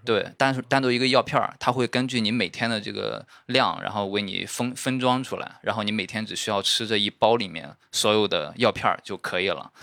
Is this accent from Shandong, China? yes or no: yes; Shandong, China; 像我们山东那边，他不光主食是米面，他就连喝的汤都是米面做的